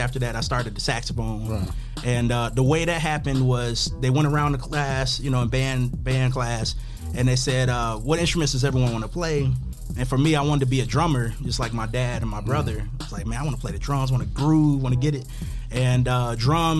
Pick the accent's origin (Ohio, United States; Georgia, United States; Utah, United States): Ohio, United States; Cincinnati; moved away as an adult; also born or lived in Bowling Green, Ohio; now in Toledo, United States; I'm originally from Cincinnati